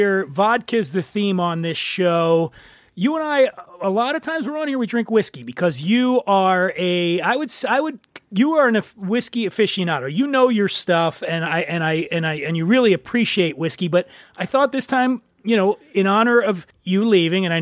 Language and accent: English; East Coast, United States; now in California, United States; I'm from the East Coast